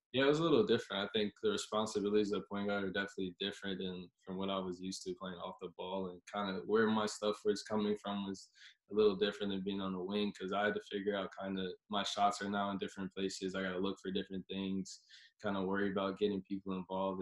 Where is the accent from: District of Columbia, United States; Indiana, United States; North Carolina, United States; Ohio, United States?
North Carolina, United States; Charlotte; moved away as an adult; also born or lived in California; growing up in Charlotte, ACC AC country